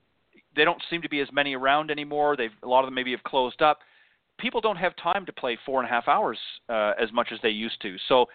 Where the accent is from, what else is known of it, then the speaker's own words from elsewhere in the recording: Canada; I'm originally from Canada, so we played quite